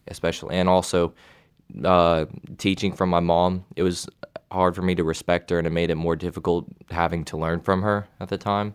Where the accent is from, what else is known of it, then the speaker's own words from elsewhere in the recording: Knoxville, Tennessee, United States; I'm from Knoxville, Tennessee